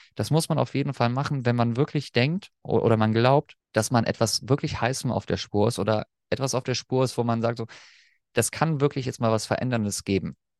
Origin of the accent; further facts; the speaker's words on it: Germany; accent: German; als Deutscher